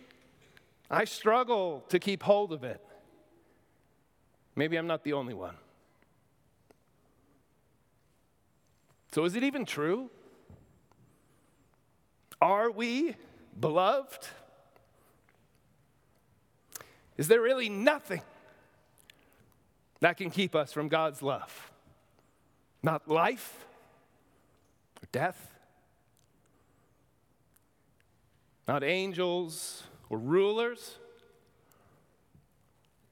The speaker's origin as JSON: {"language": "English", "area": "near New Rochelle", "region": "New York", "country": "United States", "tie": "born or raised there", "said": "in New Rochelle, New York, near my hometown"}